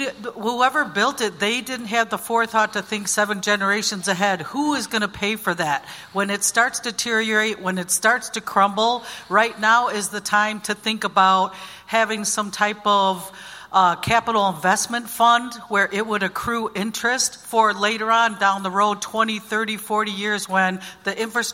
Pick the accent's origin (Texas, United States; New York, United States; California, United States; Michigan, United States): Michigan, United States; I'm from the Little Traverse Bay Band of Odawa Indians in the state of Michigan.